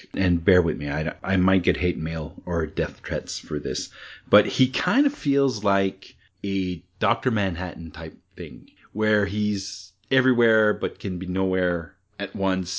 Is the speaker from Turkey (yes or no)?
no; Canada; Being Canadian